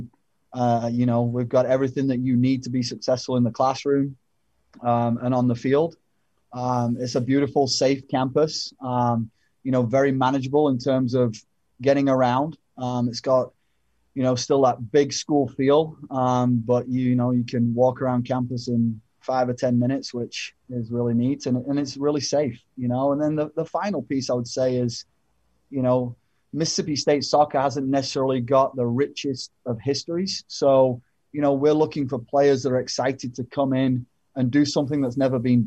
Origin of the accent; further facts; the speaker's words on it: England, United Kingdom; moved away; growing up in England